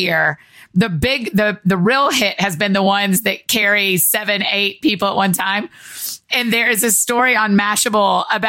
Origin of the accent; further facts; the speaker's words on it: Georgia, United States; growing up in Georgia